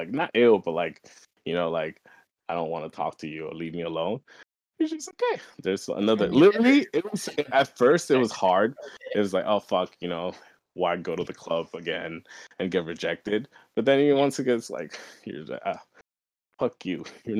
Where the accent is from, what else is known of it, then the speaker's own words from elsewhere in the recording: New York, United States; also born or lived in Kent; okay, I'm from New York. I was born in New York. I just moved here, and like, we lived in Kent